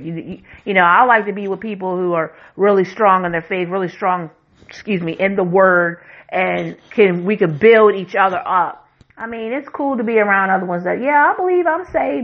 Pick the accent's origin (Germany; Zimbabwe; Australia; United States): United States